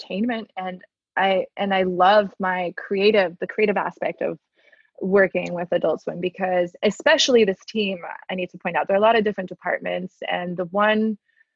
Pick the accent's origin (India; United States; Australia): United States; Miami, Florida; also born or lived in China; now in Atlanta, United States; I'm from Miami originally. I've lived many years outside of Miami now